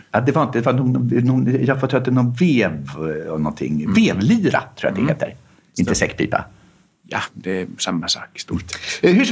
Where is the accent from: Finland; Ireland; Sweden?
Finland; Ostrobothnia; Vi sjöng i samma ungdomskör i församlingen i tonåren. Vi är båda uppvuxna i Österbotten